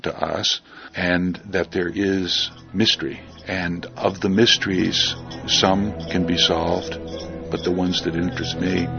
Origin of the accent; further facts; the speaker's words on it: Vermont, United States; I grew up in Vermont with a father who was quite interested in the local ghost stories and the tales of the local murders.